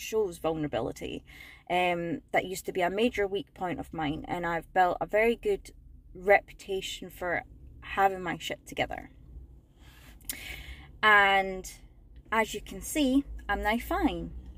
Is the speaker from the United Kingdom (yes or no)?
yes; Scotland, United Kingdom; moved away as an adult; also born or lived in south of England; now in England, United Kingdom; I'm initially from Scotland and I moved down south at the start of the first lockdown of the pandemic